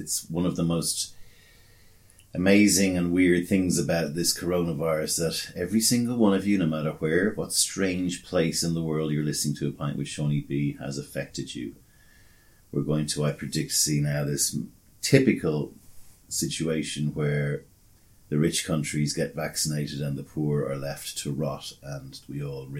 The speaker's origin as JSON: {"language": "English", "country": "Australia", "said": "In fact, did you know I was Australian? I am Australian."}